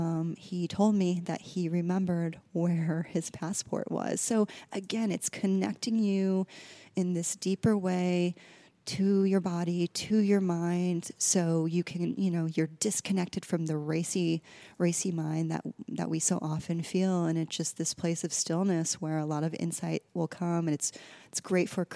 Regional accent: Midwest, United States; moved away as an adult; also born or lived in New York / Southern California; now in Los Angeles, United States; I grew up in the Midwest in a really small town

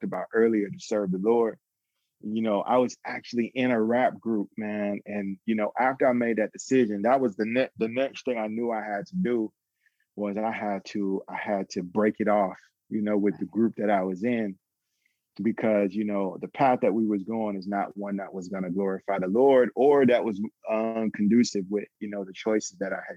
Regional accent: Atlanta, Georgia, United States; I grew up in Atlanta. I'm originally from Atlanta.

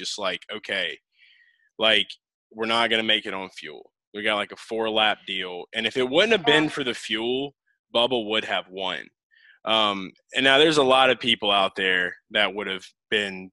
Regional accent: New Orleans, Louisiana, United States; I'm from New Orleans area

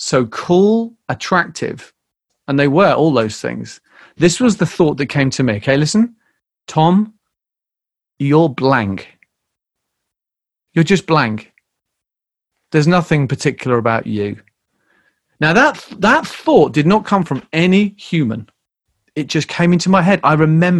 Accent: United Kingdom; moved away as an adult; also born or lived in Canterbury; now in United States; growing up in Britain

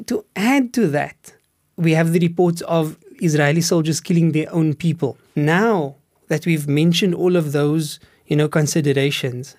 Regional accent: Cape Town, Western Cape, South Africa; I grew up in Steenburg

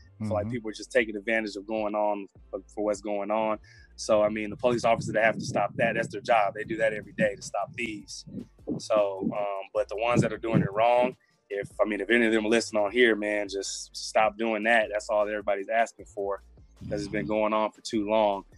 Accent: Memphis, Tennessee, United States; I grew up in Memphis

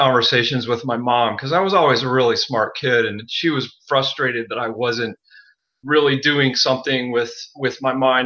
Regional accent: Wilkes-Barre, Pennsylvania, United States; I grew up in northeastern Pennsylvania, you know, middle-class family. I grew up in the country and I was born in a town called Wilkes-Barre

